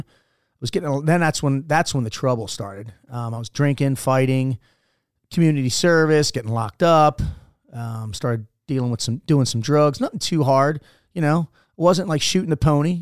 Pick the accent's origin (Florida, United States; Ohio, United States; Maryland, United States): Maryland, United States; Baltimore; moved away as an adult; I am a Baltimore native